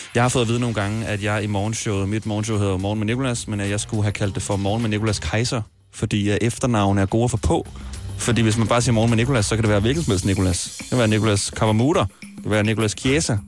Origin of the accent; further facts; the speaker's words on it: Smørum, Capital Region of Denmark, Denmark; Smørum, hvor jeg kommer fra. Vi boede også meget idyllisk kvarter med børn på min alder